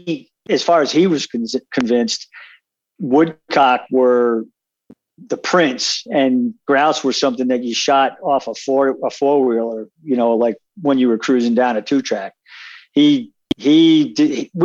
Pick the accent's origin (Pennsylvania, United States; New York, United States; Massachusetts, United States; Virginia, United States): New York, United States; Long Island; moved away as an adult; now in Wyoming, United States; when I was growing up on Long Island